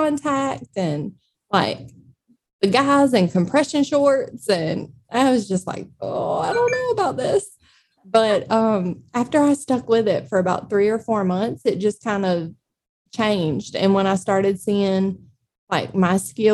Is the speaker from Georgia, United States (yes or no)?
yes; Eastman, Georgia, United States; also born or lived in Savannah, Georgia; I'm originally from Dodge County here in Eastman